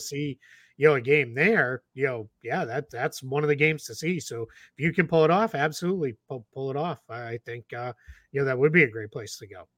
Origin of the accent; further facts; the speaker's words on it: Boston, Massachusetts, United States; growing up in Boston